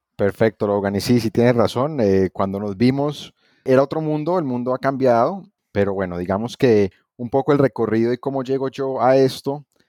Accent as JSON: {"language": "Spanish", "town": "Cali", "region": "Valle del Cauca", "country": "Colombia", "said": "regresé a Cali, estuve trabajando en gobierno dos años, pero después quise emprender una oportunidad con Invest Pacific porque quiero mucho a mi ciudad, soy un amante de Cali"}